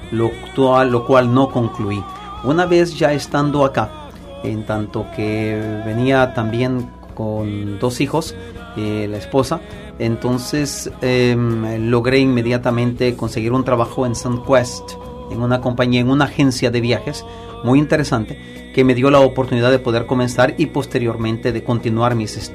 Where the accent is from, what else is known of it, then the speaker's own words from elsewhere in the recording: San Salvador, El Salvador; moved away as an adult; now in Montreal, Canada; San Salvador, de la capital.